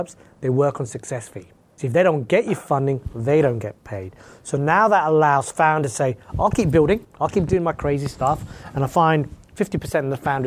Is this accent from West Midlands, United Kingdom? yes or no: no; London, United Kingdom; moved away as an adult; now in Vancouver, Canada; born and raised in London, and I left London just over about 15 years ago, newly married